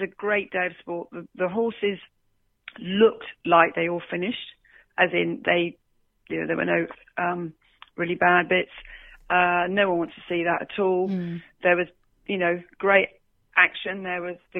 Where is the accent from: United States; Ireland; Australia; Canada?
Australia; I am Australian